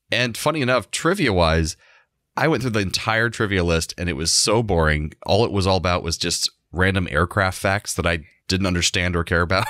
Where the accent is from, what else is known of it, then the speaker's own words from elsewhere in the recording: Orlando, Florida, United States; I grew up and live in Orlando all this time.